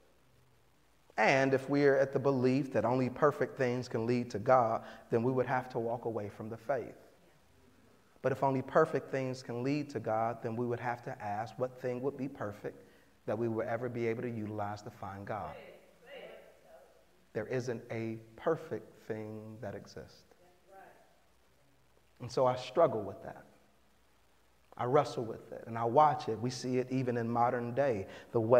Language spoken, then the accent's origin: English; Chicago, Illinois, United States; now in San Jose, United States; I'm from Chicago